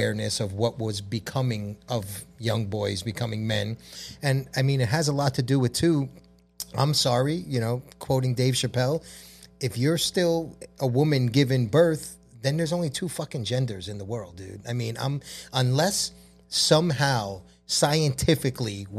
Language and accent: English; New York City, New York, United States; I'm a New Yorker